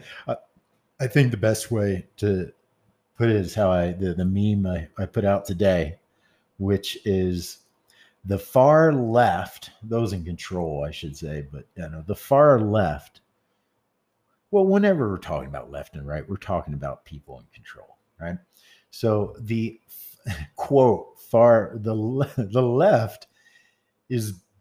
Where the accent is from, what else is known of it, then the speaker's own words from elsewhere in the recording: the South, United States; I come from the South